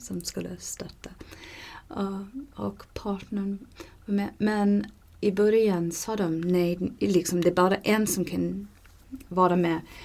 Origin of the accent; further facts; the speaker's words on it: Canada; Swedish is a second language; moved away; där jag kommer ifrån i Kanada